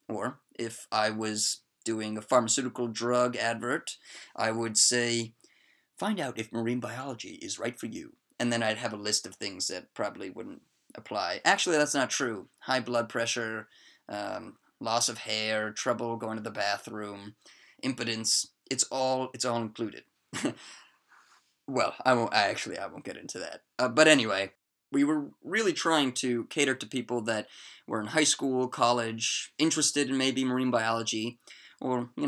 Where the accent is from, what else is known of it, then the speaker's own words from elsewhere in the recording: Maryland, United States; moved away as an adult; also born or lived in Plymouth, England; from the great state of Maryland, USA.